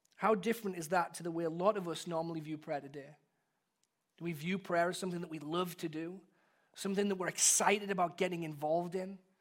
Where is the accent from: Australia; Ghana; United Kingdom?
United Kingdom; England; born or raised there; moved away as an adult